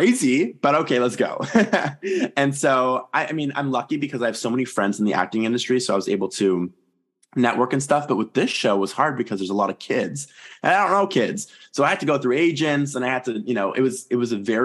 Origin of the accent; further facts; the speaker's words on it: Toronto, Ontario, Canada; I'm from Toronto, so it's very hot here in the summer.